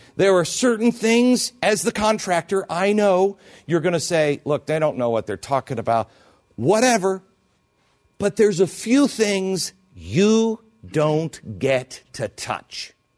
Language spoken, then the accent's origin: English; Seattle, Washington, United States; moved away; I grew up in Seattle.